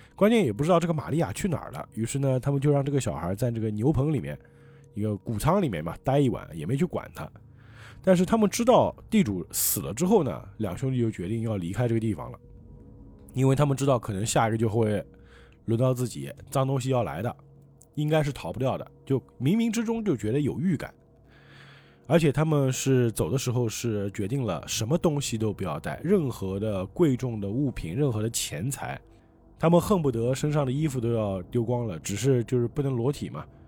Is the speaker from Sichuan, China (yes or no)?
no; Changzhou, Jiangsu, China; 我们常州这边